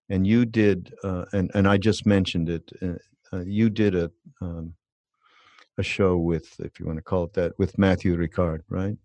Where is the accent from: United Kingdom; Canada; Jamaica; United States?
Canada; Montreal, Quebec; I'm from Canada